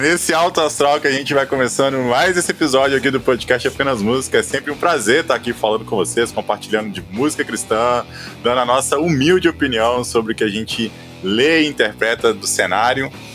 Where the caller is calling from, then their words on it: Belo Horizonte, Minas Gerais, Brazil; eu falo de Belo Horizonte